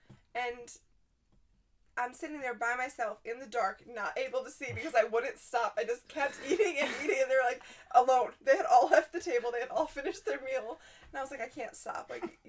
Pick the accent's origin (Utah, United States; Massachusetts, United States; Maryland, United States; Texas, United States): Maryland, United States; now in California, United States; I'm born and raised in Maryland